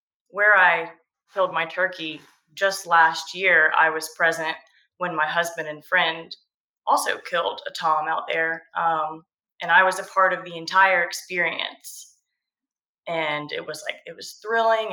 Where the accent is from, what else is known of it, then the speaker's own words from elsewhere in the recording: Georgia coast, United States; I grew up on the Georgia coast